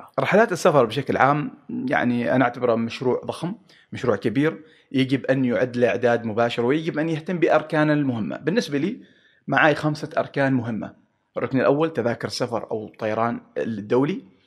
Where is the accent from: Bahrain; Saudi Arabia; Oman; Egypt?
Oman